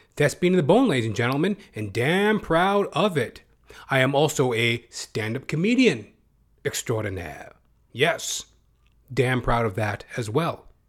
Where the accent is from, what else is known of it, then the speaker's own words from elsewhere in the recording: Edmonton, Alberta, Canada; As I am a Canadian myself. Born and bred, Edmonton, Alberta